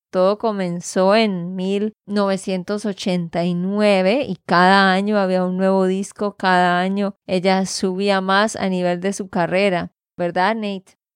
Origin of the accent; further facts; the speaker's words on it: Santander, Colombia; de Santander, Colombia